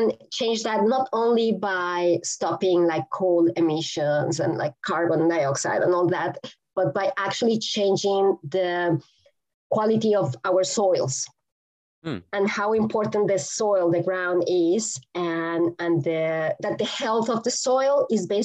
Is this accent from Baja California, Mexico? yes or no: no; Mexico City, Mexico; English is a second language; now in Texas, United States; I grew up in Mexico City, and at a time where we were the most polluted city in the world.